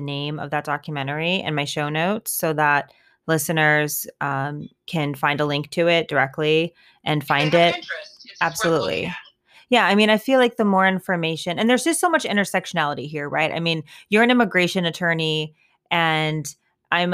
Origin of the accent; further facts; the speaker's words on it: United States; we're American and we're white and we're educated and we're professionals